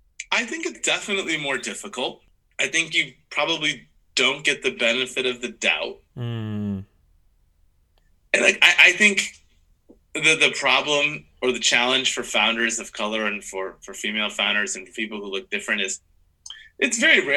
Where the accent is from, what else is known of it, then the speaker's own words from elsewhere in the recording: Midwest, United States; that person's from the East Coast and I'm from the Midwest